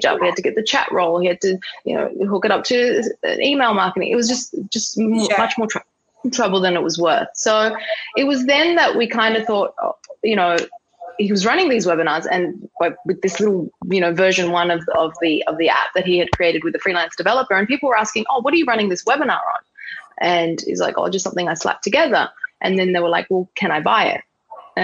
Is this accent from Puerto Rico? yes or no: no; Sydney, New South Wales, Australia; moved away as an adult; also born or lived in Dubai / New York; I had the choice to come home back to Australia. Sydney is my hometown.